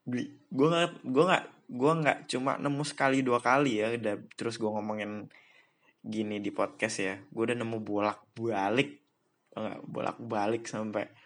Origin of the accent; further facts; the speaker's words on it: Bekasi, West Java, Indonesia; born there; karena gue malas menceritakan bahwa gue pernah tinggal di Bekasi dan gue gue lahir di Bekasi